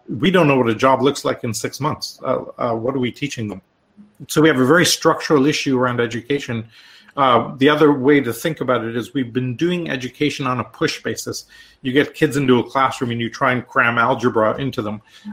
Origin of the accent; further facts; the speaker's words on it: India; also born or lived in Canada / Europe; now in United States; I'm Canadian, originally from India.